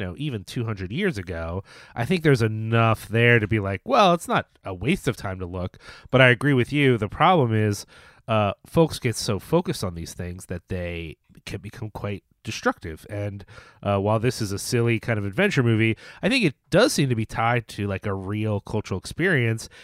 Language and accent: English; United States; as an American